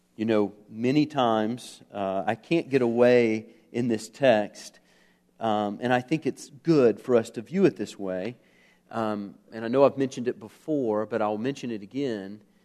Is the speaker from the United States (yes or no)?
yes; United States; As an American